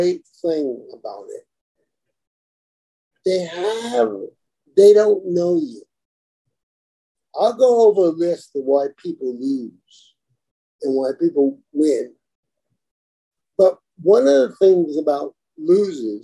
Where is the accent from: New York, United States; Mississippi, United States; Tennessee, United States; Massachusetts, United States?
New York, United States; New York City; I come from Brooklyn, right? I was there when the Brooklyn Dodgers won the World Series